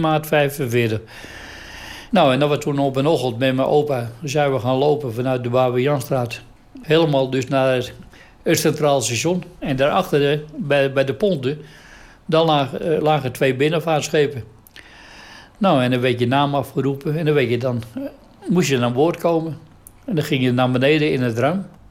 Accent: Amsterdam, North Holland, Netherlands; Ik ben geboren in Amsterdam in juni 1937

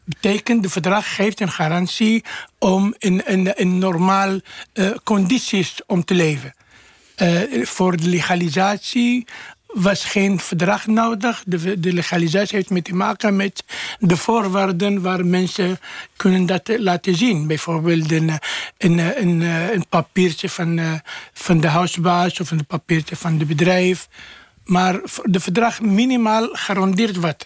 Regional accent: Morocco; Dutch is a second language; now in Netherlands; omdat we komen uit Marokko

